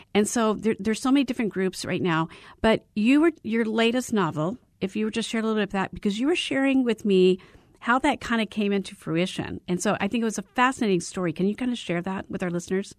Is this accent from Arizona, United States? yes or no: yes; Arizona, United States; I was born and raised in Arizona